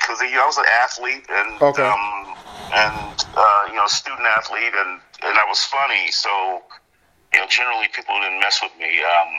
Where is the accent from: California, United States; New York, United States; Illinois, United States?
California, United States; Compton; now in San Diego, United States; I grew up in Compton, California, during the height of the rise of the Bloods and Crips. Actually, I saw the change in Compton. We moved there in 69, so we were the second black family on our street.